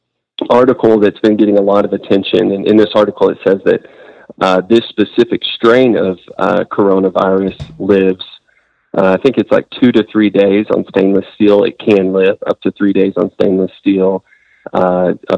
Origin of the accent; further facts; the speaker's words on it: Amarillo, Texas, United States; I'm from Amarillo originally. I was born and raised here